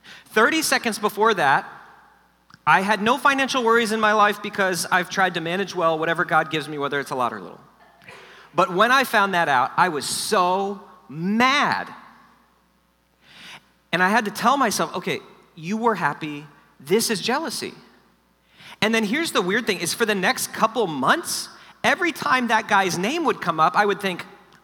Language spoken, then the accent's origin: English; South Florida, United States; I grew up in South Florida, which is like LA of the East